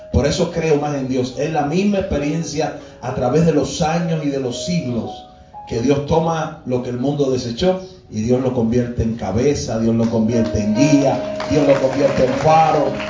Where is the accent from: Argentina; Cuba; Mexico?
Cuba; Parte de nuestra idiosincrasia como cubanos